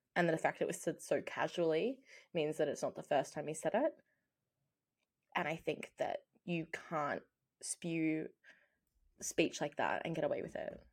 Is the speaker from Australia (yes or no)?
yes; Australia; we are Australian.